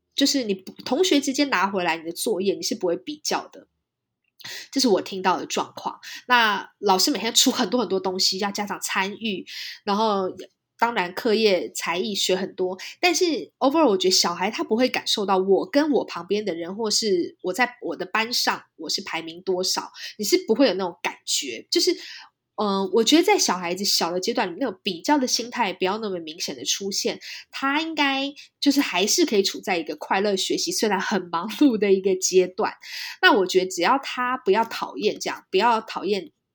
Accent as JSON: {"language": "Chinese", "country": "Taiwan", "tie": "born or raised there", "moved": "as an adult", "lives_now": "California, United States", "said": "我们俩是在台湾长大的"}